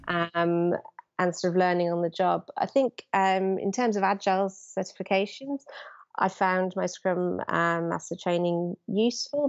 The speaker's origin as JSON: {"language": "English", "region": "London", "country": "United Kingdom", "said": "I'm from London"}